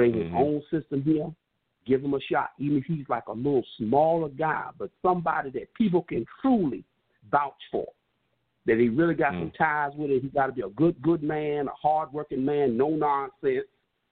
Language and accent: English; New York, United States; I'm from New York.